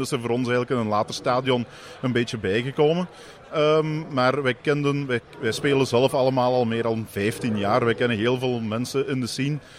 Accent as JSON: {"language": "Dutch", "town": "Mol", "region": "Flanders", "country": "Belgium", "said": "wij komen uit België, uit de provincie Antwerpen, Mol"}